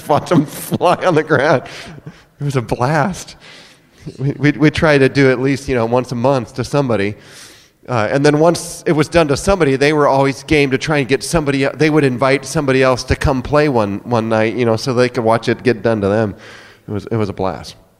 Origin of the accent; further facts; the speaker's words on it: near Sioux City, Iowa, United States; now in Oklahoma City, United States; I grew up in Iowa, uh, up near Sioux City on the farm